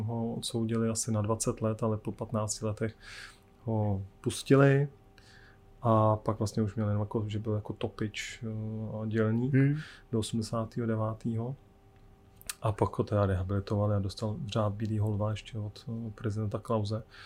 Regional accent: Czechia; jsme Češi

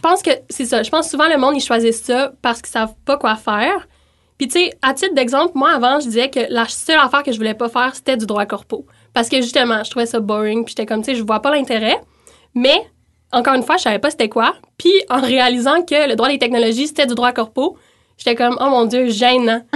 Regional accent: Montreal, Quebec, Canada; moved away as an adult; now in Quebec City, Canada; je viens de Montréal initialement

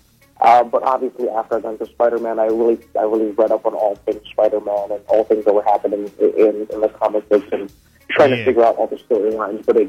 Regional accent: Oahu, Hawaii, United States; moved away as an adult; now in Brooklyn, United States; I grew up in Oahu. I was there my whole life, and I moved away when I was 18.

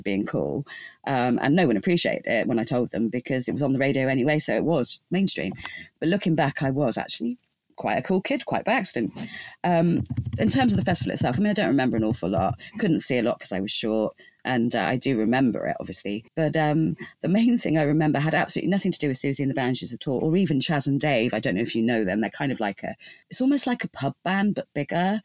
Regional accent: England, United Kingdom; growing up in England

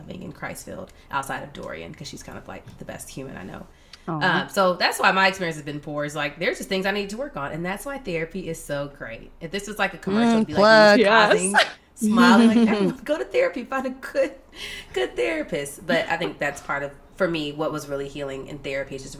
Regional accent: Atlanta, Georgia, United States; now in Washington, D.C., United States; We're both from Atlanta

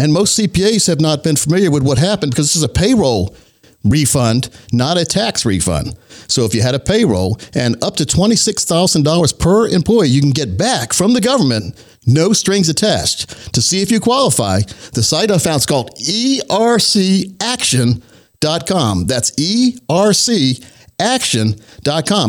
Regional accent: Laurinburg, North Carolina, United States; I grew up in Laurinburg, North Carolina, a very, very small town in Scotland County

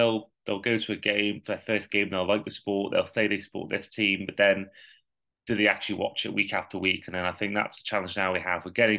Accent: Wales, United Kingdom; as a Welshman

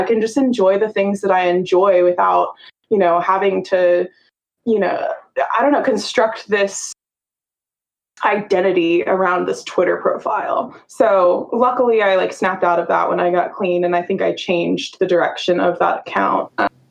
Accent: North Carolina, United States; because I'm from North Carolina and I didn't know any gay people.

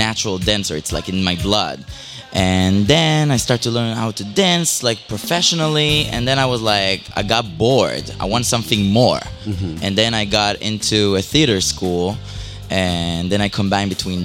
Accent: Israel; moved away; In Israel. I was born and raised in Israel

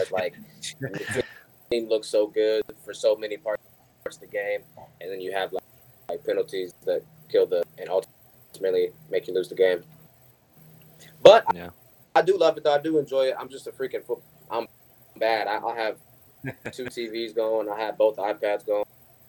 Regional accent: Missouri, United States; because I'm not from Indiana originally. I'm from Missouri.

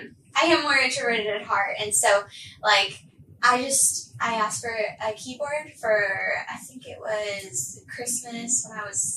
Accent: Arkansas, United States; So I'm originally from Arkansas. Like, my family and I, we moved around so much.

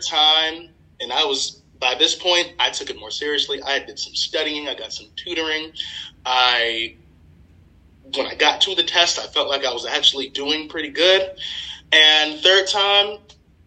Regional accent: Maryland, United States; also born or lived in West Virginia; I'm from Maryland, but I went to school out of state, Marshall University in West Virginia

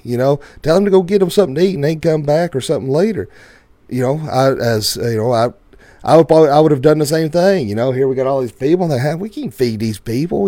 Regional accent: the Bible Belt, the South, United States; where we grew up in the Bible Belt

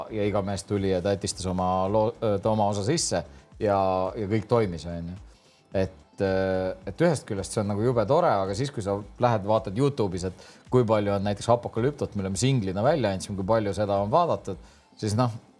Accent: Tallinn, Harju County, Estonia; ikka Tallinnas

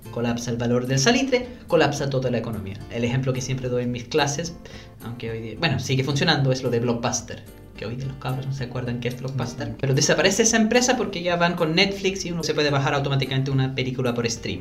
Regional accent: London, United Kingdom; Spanish is a second language; moved away as an adult; also born or lived in Venezuela; now in Chile; Yo soy nacido y criado en Londres

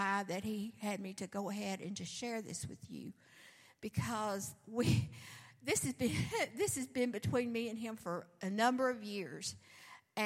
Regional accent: the South, United States; I'm from the South

